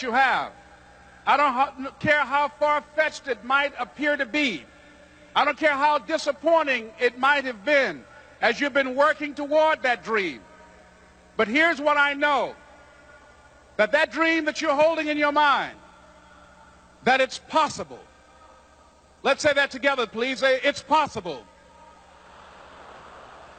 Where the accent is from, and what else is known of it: Miami, Florida, United States; born or raised there